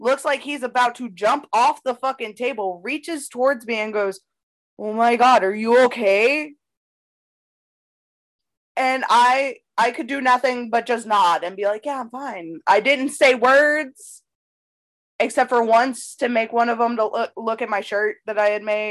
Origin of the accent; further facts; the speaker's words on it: Knightdale, North Carolina, United States; accent: country; I grew up in Knightdale, North Carolina